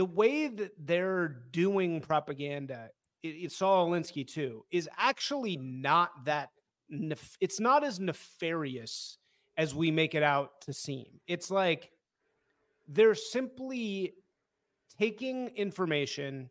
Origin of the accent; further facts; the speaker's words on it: Evanston, Illinois, United States; also born or lived in Hyde Park, Chicago; I grew up in Hyde Park and then Evanston later